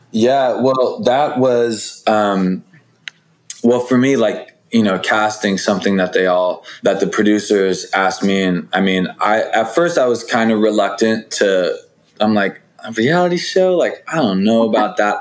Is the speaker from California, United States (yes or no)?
yes; Sacramento, California, United States; moved away as an adult; now in Los Angeles, United States; I'm from Sacramento, California